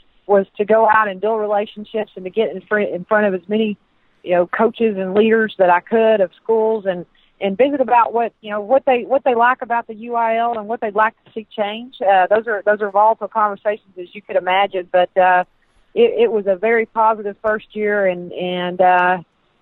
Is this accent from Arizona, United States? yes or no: no; Texas, United States; accent: Southern; You can tell by my Southern accent that I am Texas through and through